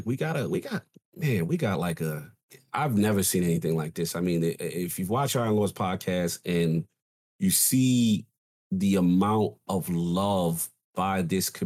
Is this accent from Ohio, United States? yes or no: no; New York City, New York, United States; growing up in the South Bronx